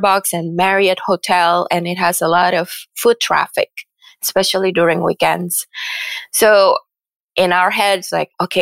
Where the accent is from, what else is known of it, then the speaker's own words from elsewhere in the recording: Indonesia; also born or lived in Philadelphia / San Francisco; now in United States; Indonesia is my home country